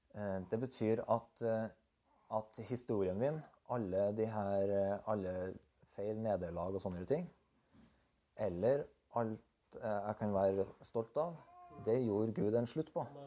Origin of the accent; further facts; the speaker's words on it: Berkåk, Trøndelag, Norway; Jeg er født på landet, i fjellbygda Eller vokste opp på fjellbygda Berkåk. Jeg er trønder og har en trøndersk identitet.